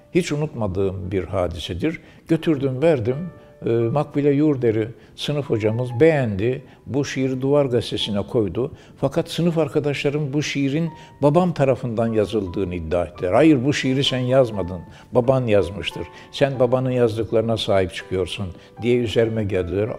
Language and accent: Turkish; Sivas, Sivas Province, Turkey; moved away as an adult; now in Istanbul, Turkey; Dünyaya geldiğim ve yaşadığım evi bugünkü gibi hatırlıyorum. Sivas'ta Bezirci Mahallesi'nde iki katlı ahşap bir ev.